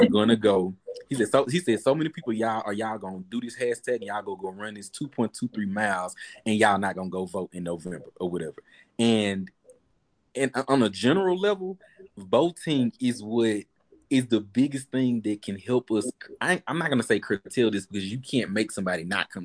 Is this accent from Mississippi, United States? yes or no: yes; Jackson, Mississippi, United States; We come from Jackson, though, and Jackson is, you know, one of the most liberal spots in Mississippi